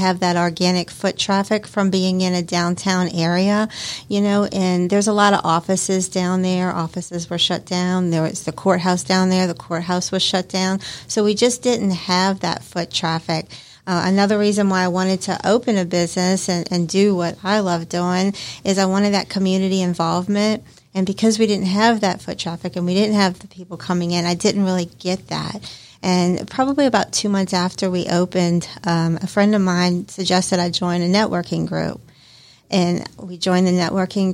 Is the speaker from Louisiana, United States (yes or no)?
yes; New Orleans, Louisiana, United States; moved away; So I'm from New Orleans, and I come from a long family of chefs and cooks.